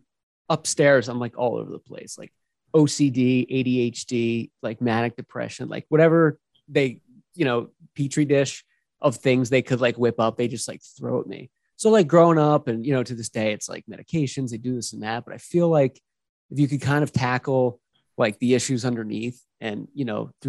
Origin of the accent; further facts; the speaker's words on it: Philadelphia, Pennsylvania, United States; moved away as an adult; I lived in Philadelphia. It was, you know, great upbringing, like good city